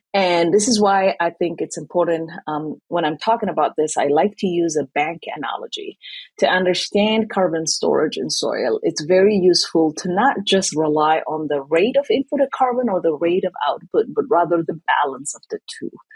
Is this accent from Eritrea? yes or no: yes; Asmara, Eritrea; moved away as an adult; now in United States; I grew up in East Africa in Eritrea. So, in the capital city of Eritrea, in Asmara, is where I was born and raised